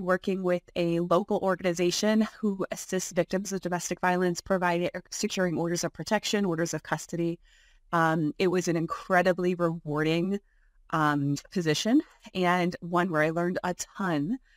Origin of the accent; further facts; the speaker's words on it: Buffalo, New York, United States; now in Albany, United States; I was born and raised in Buffalo